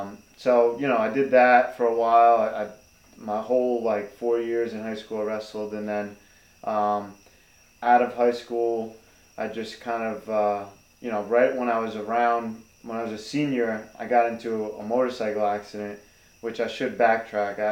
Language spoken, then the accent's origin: English; New Rochelle, New York, United States; now in New Jersey, United States; I'm not originally from New Jersey. I'm originally from New York. I grew up in Westchester, New Rochelle specifically